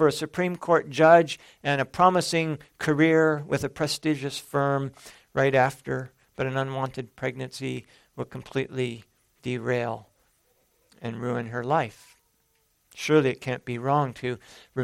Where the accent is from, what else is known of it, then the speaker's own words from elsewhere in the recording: San Jose, California, United States; growing up in San Jose, California